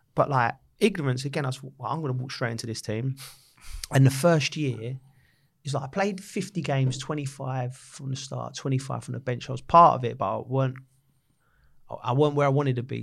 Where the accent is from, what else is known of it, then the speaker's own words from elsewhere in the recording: London, United Kingdom; also born or lived in Lisson Green, London; I'm from Camden Town, but went to school just off the Edgware Road